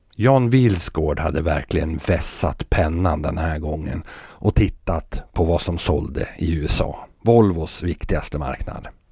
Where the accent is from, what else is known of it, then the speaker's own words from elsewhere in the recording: Fagersta, Västmanland, Sweden; hemma i Fagersta